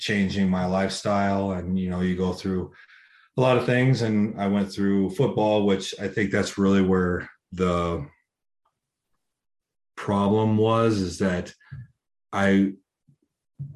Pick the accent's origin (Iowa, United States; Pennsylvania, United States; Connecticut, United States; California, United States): Iowa, United States; moved away; also born or lived in Phoenix; Iowa. So Midwest, on a farm